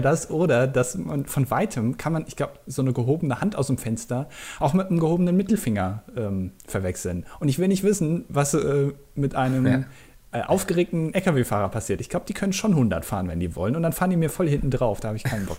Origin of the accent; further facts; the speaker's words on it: Germany; als Deutscher